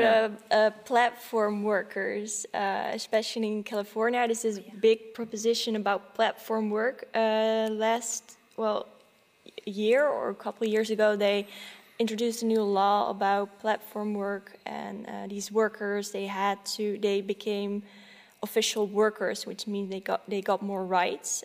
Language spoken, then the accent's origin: English; Netherlands; also born or lived in Silicon Valley, United States; I haven't lived there for very long, about th- three years, and then we went back to uh, the Netherlands.